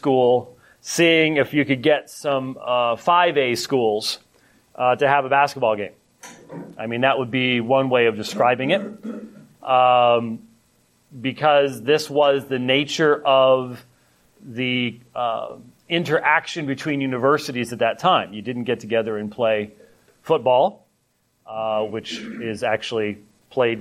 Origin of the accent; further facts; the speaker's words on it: United States; I'm the American that actually tips